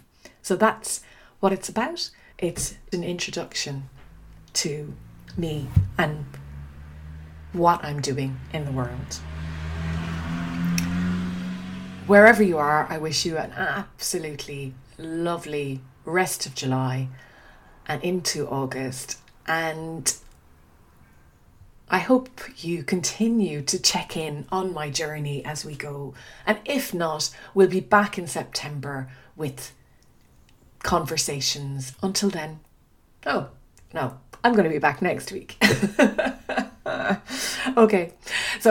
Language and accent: English; Dingle, Munster, Ireland; first language English; moved away as an adult; also born or lived in Australia / Uganda / Kenya / Switzerland; now in Oxford, United Kingdom; I grew up on the Dingle Peninsula in a small town tucked away at the edge of the Atlantic